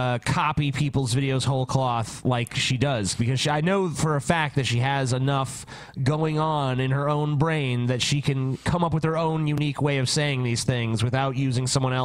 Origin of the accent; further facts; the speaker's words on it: Flint, Michigan, United States; My hometown of Flint, Michigan.